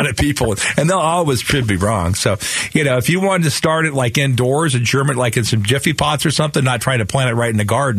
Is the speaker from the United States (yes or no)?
yes; Phoenix, Arizona, United States; Where we grew up in Sunny Slope, we always used our wash water for watering our citrus trees.